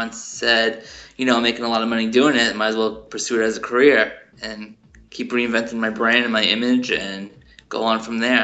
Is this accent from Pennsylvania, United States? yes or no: no; Long Island, New York, United States; I was born in Long Island, New York